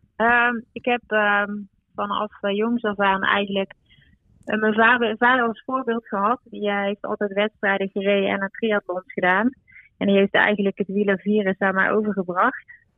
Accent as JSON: {"language": "Dutch", "region": "North Brabant", "country": "Netherlands", "said": "ik kom zelf uit Brabant"}